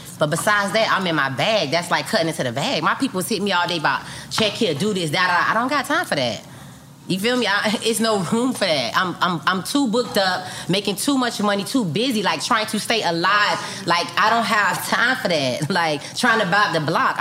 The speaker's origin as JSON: {"language": "English", "town": "Miami", "region": "Florida", "country": "United States", "said": "I'm from Liberty City, Miami, Florida"}